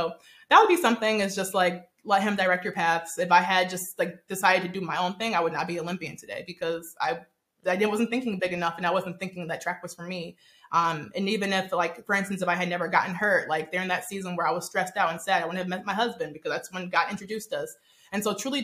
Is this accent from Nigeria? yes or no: yes; Nigeria; I'm actually Nigerian